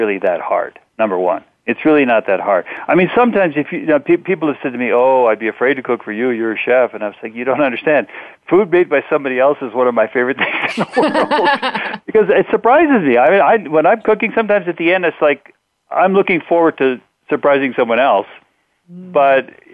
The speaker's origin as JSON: {"language": "English", "country": "Mexico", "tie": "born or raised there", "said": "I grew up in Mexico"}